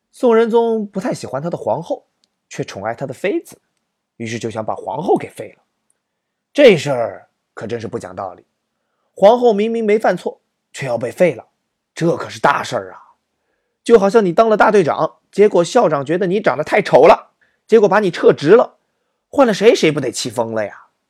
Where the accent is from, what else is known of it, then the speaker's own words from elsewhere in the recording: Zhejiang, China; 作为浙江人的我